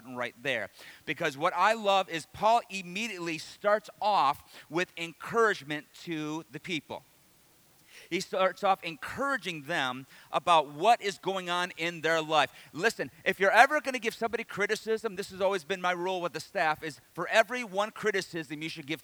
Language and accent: English; Detroit, Michigan, United States; also born or lived in the South; I grew up in Detroit, but I went to Bible college in the South